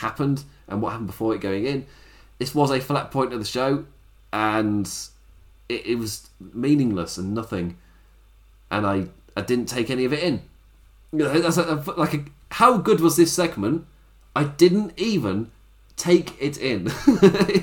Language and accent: English; England, United Kingdom; I'm English